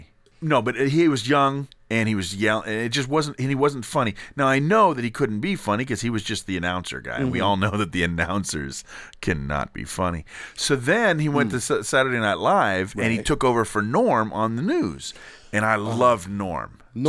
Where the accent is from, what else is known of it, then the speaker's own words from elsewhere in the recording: England, United Kingdom; You know, I know because as all English people know each other.